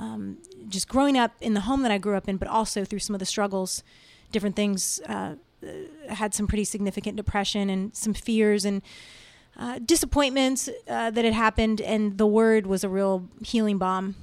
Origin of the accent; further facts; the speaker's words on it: Virginia, United States; moved away as an adult; now in Nashville, United States; I grew up in the Washington, D C area, uh, actually in Virginia